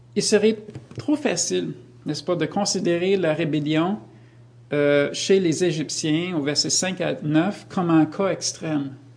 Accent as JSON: {"language": "French", "country": "United States", "moved": "yes", "lives_now": "Canada", "said": "je viens des États-Unis"}